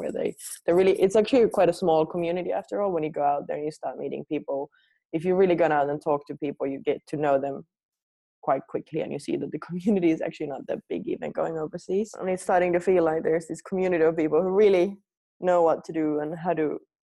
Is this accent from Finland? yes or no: yes; Finland; moved away as an adult; also born or lived in New Zealand / Australia; I was born here in Finland where everything was really far away